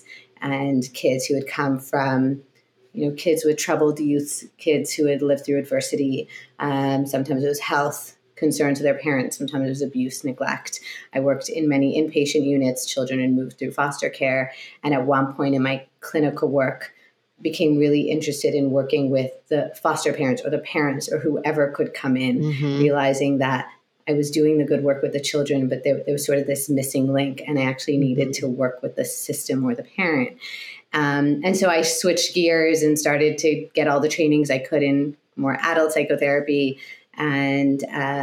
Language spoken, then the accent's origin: English; Montreal, Quebec, Canada; moved away; also born or lived in Toronto, Canada; I grew up in Montreal, Canada